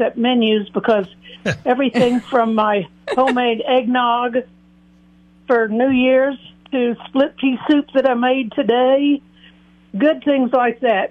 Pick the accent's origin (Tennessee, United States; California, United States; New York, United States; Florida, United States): Tennessee, United States; Nashville; I'm from Nashville